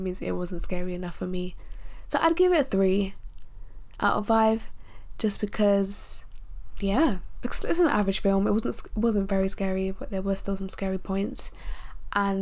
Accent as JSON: {"language": "English", "country": "United Kingdom", "tie": "born or raised there", "said": "being a Nigerian born in the UK"}